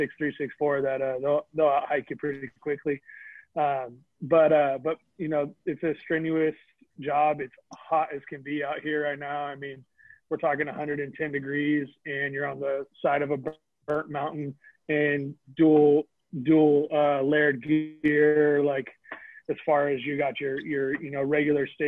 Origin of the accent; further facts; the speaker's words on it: Vacaville, California, United States; my hometown's Vacaville. We have a prison here